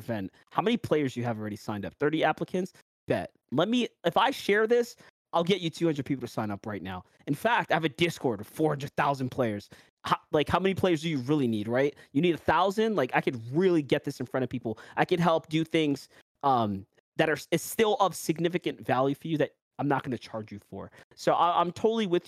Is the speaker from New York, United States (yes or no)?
yes; New York, United States; accent: New York; my New York accent